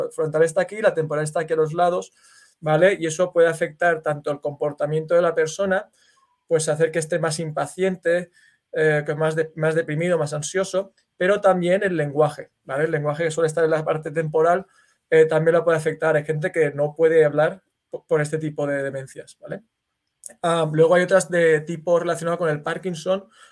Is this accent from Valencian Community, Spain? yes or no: yes; Valencia, Valencian Community, Spain; now in United States; yo soy de Valencia, que es una ciudad que está en España, en el Mediterráneo